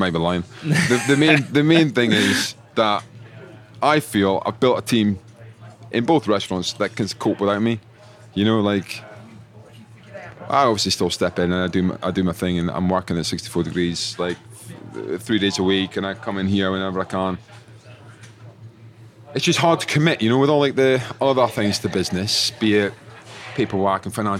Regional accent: Scotland, United Kingdom; I was from Scotland

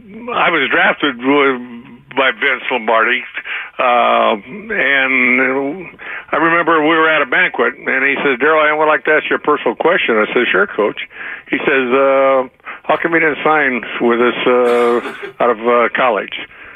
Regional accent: Fresno, California, United States; I had to call the Fresno Bee, my hometown paper

